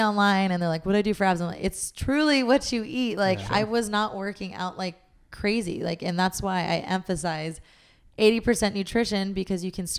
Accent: Long Beach, California, United States; now in Los Angeles, United States; it sound like I'm from New York. I came from like Long Beach.

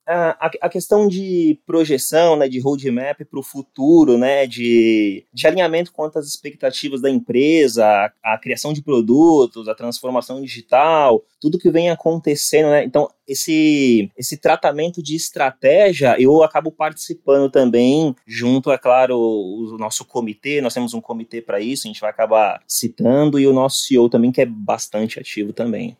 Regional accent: Guarujá, São Paulo, Brazil; eu venho aqui do Guarujá, né, litoral de São Paulo, e, bem, eu comecei a trabalhar mesmo com 11 anos.

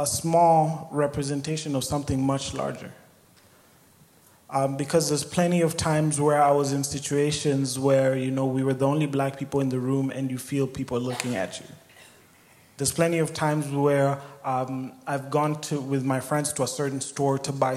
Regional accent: Kenya; moved away as an adult; now in Sioux Falls, United States; I was born and raised in Kenya

